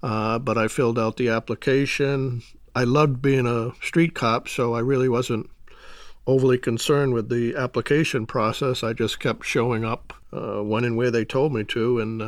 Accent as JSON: {"language": "English", "region": "Massachusetts", "country": "United States", "tie": "born or raised there", "said": "I grew up outside of Boston. I come from a, believe it or not, a large Irish Catholic family."}